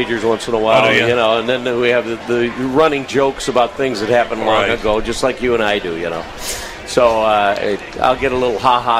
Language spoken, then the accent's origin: English; Minneapolis, Minnesota, United States; I grew up in the Twin Cities.